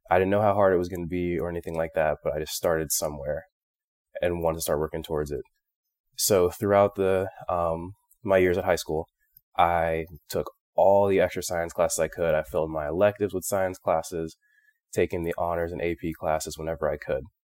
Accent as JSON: {"language": "English", "town": "Phoenix", "region": "Arizona", "country": "United States", "tie": "born or raised there", "moved": "as an adult", "said": "I was born in Phoenix, Arizona, and grew up there for the entirety of my life until I started medical school."}